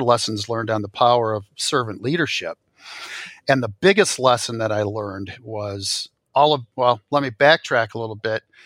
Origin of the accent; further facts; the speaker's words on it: Royal Oak, Michigan, United States; I grew up, uh, in a northern suburb of Detroit, uh, Royal Oak, Michigan